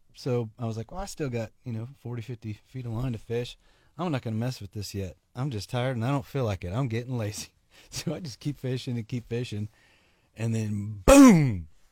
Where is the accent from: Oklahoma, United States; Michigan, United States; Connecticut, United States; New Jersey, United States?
Oklahoma, United States; I'm from Oklahoma